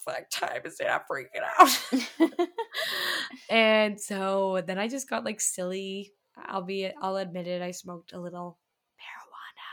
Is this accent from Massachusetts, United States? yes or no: yes; Boston, Massachusetts, United States; I'm from Boston